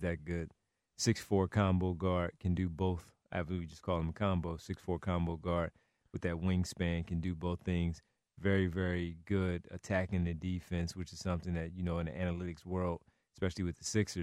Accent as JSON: {"language": "English", "town": "Philadelphia", "region": "Pennsylvania", "country": "United States", "tie": "born or raised there", "said": "we're from the Philadelphia area, born and raised"}